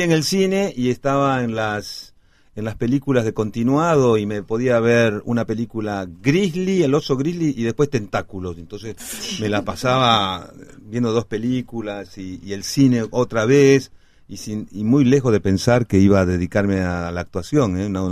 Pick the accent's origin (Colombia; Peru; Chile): Peru; Cusco; also born or lived in La Plata, Argentina / Lima, Peru; now in Argentina; si bien nací en La Plata en el 61, al año y medio me, trasladaron, mi papá se fue con mi mamá y, yo a, Lima primero, después a Cusco